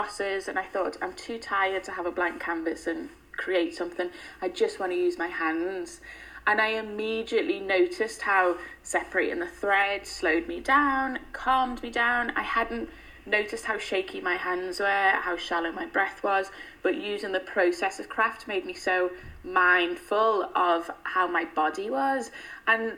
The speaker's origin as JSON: {"language": "English", "town": "Liverpool", "region": "North West England", "country": "United Kingdom", "tie": "born or raised there", "moved": "as an adult", "lives_now": "London, United Kingdom", "said": "I'm from Everton, which is still a very low income area with lots of inequality"}